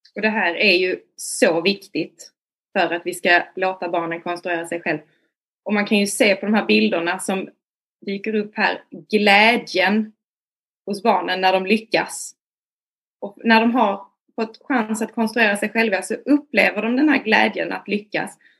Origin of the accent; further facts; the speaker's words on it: Malmö, Skåne, Sweden; jag är från Malmö.